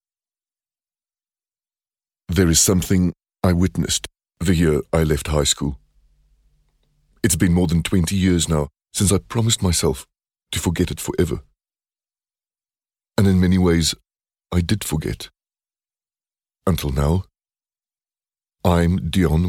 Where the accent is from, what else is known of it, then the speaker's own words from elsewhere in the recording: Stellenbosch, Western Cape, South Africa; moved away; I'm in my hometown, Stellenbosch